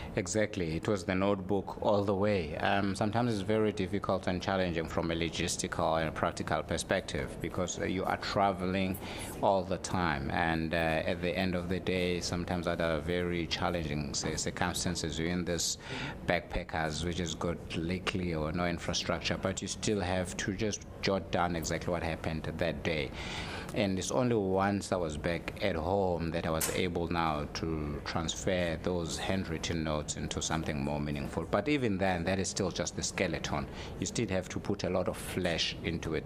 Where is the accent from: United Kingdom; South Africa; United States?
South Africa; I'm a South African